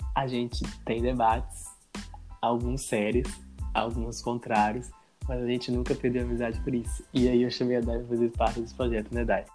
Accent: Governador Valadares, Minas Gerais, Brazil; sou natural de Governador Valadares

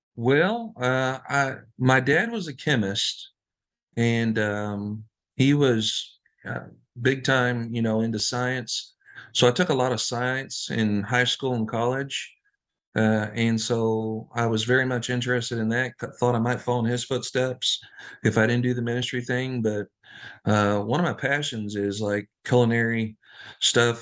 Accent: Floyds Knobs, Indiana, United States; we grew up in, uh, Floyd Snobbs, Indiana

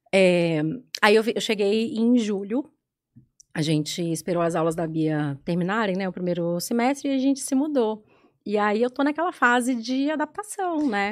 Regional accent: Belo Horizonte, Minas Gerais, Brazil; moved away as an adult; now in São Paulo, Brazil; eu sou de BH

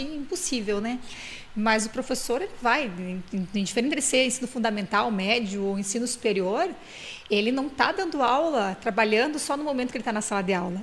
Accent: Rio Grande do Sul, Brazil; moved away; Eu nasci no Rio Grande do Sul, numa cidade no interior que tem 5 mil habitantes.

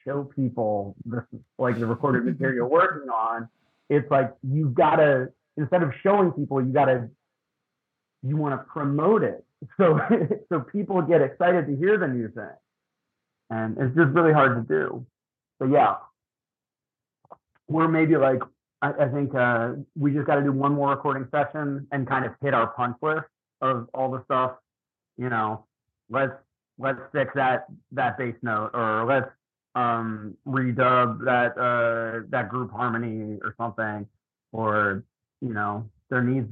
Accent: Lititz, Pennsylvania, United States; moved away as an adult; also born or lived in Texas; now in Philadelphia, United States; We, Katie and I are from Lancaster County. We're from Lititt, PA.

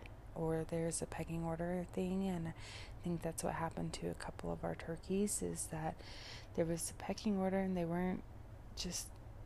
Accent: Colorado, United States; I am from Colorado, but the climate in Colorado varies so much. There are the plains regions, which are the lower altitudes. That's what you usually hear about when you hear about the Mile High City, that 5280 altitude. And that's where I spent a majority of my life, is in those plains regions

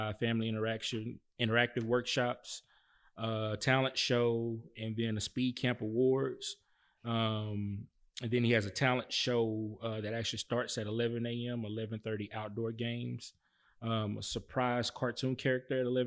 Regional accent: Pittsburgh, Texas, United States; my hometown in Pittsburgh, Texas

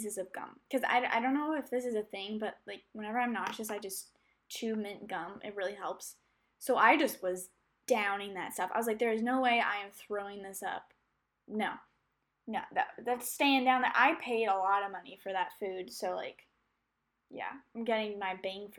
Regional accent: United States; I'm an American

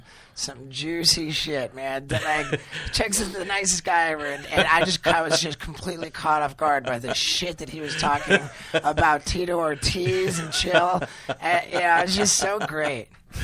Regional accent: England, United Kingdom; I grew up mostly in England

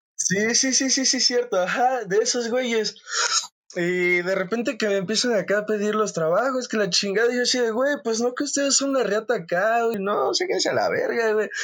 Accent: Cuernavaca, Morelos, Mexico; also born or lived in Mexico City; soy de Cuernavaca, Morelos

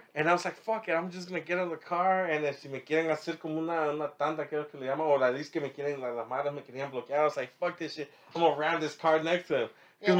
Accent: United States; also born or lived in Riverside, California; as an American

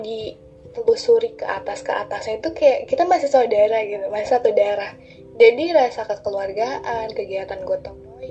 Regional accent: West Java, Indonesia; first language Sundanese; Indonesian is a second language; kita adalah orang-orang Sunda

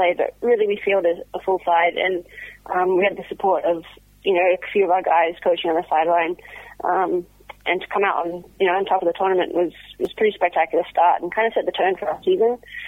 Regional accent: Canada; moved away as an adult; now in Seattle, United States; I moved out from Canada to Seattle about 2 years ago

